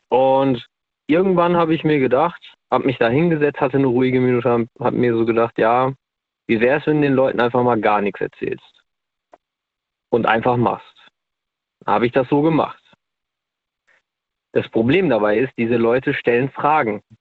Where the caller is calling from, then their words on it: North Rhine-Westphalia, Germany; äh, ich komme aus